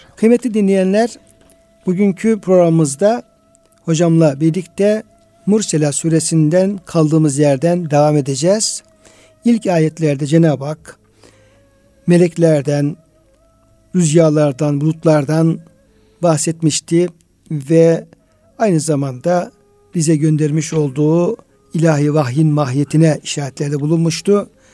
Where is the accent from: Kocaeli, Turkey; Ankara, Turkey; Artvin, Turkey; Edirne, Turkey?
Artvin, Turkey